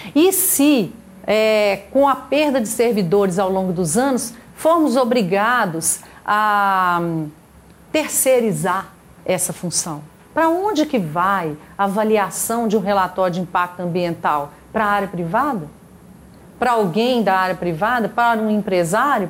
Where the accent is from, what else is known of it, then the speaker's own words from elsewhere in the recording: Minas Gerais, Brazil; da nossa existência enquanto mineiros